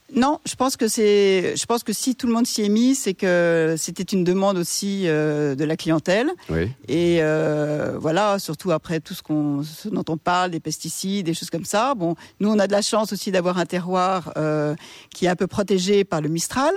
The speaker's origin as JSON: {"language": "French", "town": "Paris", "region": "Île-de-France", "country": "France", "tie": "born or raised there", "moved": "as an adult", "lives_now": "Baux-de-Provence, France", "said": "on a été élevés à Paris"}